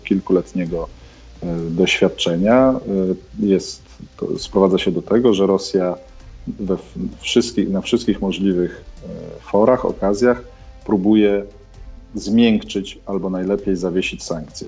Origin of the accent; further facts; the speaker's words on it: Poland; moved away as an adult; now in Kyiv, Ukraine; jestem Polakiem